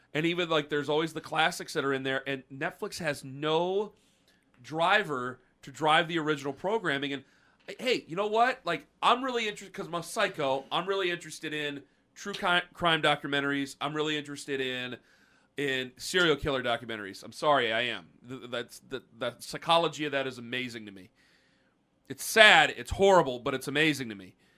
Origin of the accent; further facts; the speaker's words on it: Canton, United States; I was born in Canton